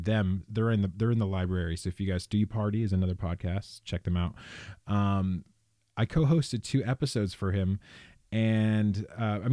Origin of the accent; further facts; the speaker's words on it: California, United States; born and raised in California